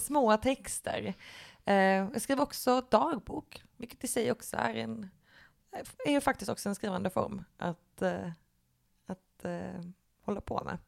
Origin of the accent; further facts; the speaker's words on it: Lund, Skåne, Sweden; moved away as an adult; now in Malmö, Sweden; jag är eh, ursprungligen från Lund.